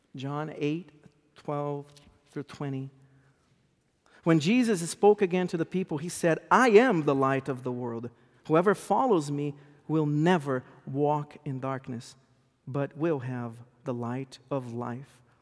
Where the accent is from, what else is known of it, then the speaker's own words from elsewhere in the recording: Brazil; English is a second language; moved away as an adult; now in United States; I was born and raised in South America, Brazil. I came to this country about fifteen, sixteen years ago with my wife that is also Brazilian. At home, we speak Eng, we speak Portuguese to our, to our kids.